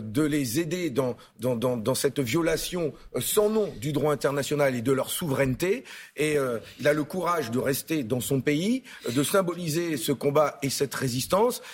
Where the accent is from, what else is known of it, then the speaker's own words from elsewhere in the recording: the North, Hauts-de-France, France; je suis du Nord.